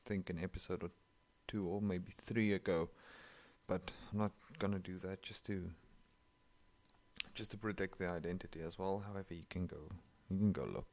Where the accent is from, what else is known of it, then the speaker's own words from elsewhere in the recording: South Africa; first language Afrikaans; English is a second language; I'm from South Africa and that's my home language. My mother tongue is Afrikaans.